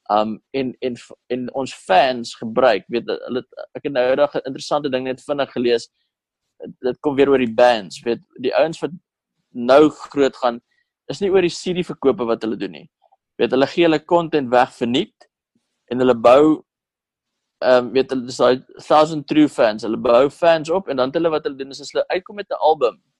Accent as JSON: {"language": "Afrikaans", "country": "South Africa", "said": "tensy ons Amerikaanse audience trek as Suid-Afrikaners"}